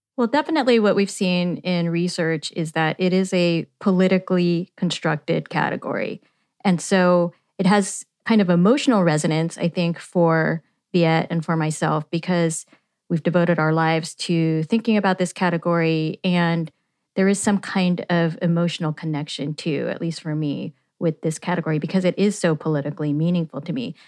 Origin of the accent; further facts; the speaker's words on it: Yuba City, California, United States; I grew up in Yuba City, California